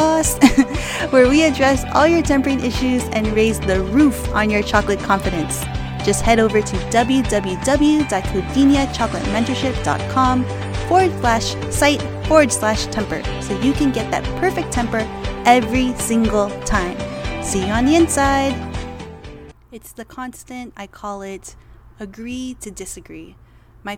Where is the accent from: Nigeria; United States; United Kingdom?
United States; I was born and raised in America